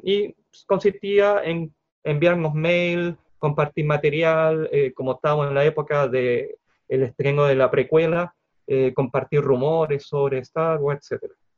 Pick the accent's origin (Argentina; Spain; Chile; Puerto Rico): Chile; Concepción, Biobío; Soy de Concepción